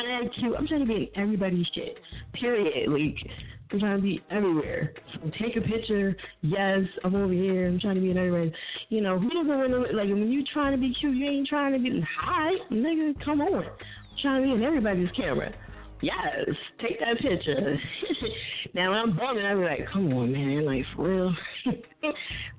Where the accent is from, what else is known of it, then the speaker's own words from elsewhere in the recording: New Jersey, United States; So I'm from Jersey